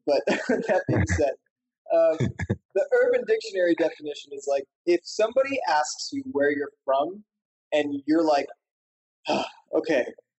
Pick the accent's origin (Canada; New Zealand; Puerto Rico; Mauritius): Mauritius; also born or lived in Washington, D.C.; Mauritian. A lot of people think I'm Indian. And even though I have Indian roots, I don't really have like that much of a connection to India. And I also spent 5 years of my childhood growing up in Washington, D.C.